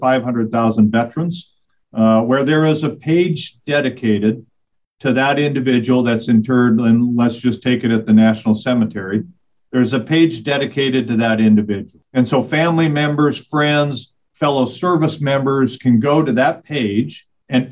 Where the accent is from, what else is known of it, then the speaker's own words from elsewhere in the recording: Missoula, Montana, United States; moved away; Missoula, Montana, my hometown